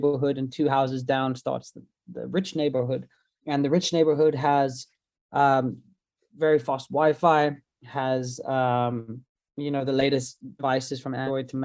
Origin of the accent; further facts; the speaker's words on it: South Africa; I'm from South Africa